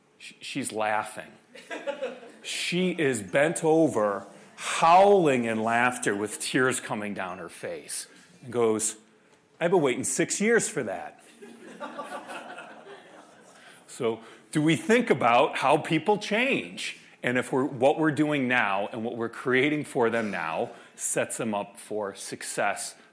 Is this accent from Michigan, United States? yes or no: no; Chicago, Illinois, United States; I grew up in Chicago